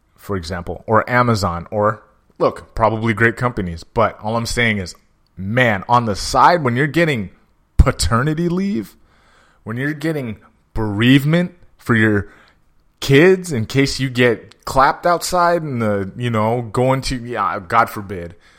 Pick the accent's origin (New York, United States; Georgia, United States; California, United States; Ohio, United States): California, United States; San Jose; I'm from San Jose